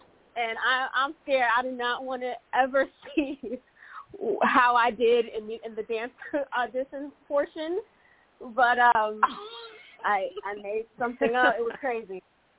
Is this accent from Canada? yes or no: no; Connecticut, United States; So I'm from Connecticut, and I haven't changed my number yet.